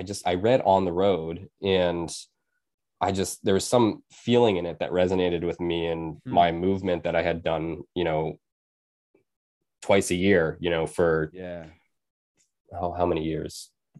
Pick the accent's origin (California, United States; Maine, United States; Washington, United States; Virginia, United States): Maine, United States; Penobscot Nation; also born or lived in Bridgeport, United States; I was born in Bridgeport, Connecticut, and my mom took me to the Penobscot Nation in Maine when I was six. And that's where I grew up for the rest of my life and throughout the year.